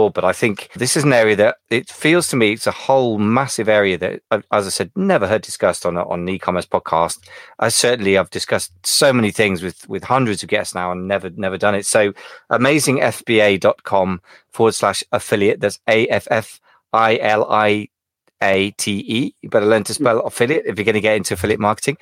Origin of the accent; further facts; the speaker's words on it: United Kingdom; I'm British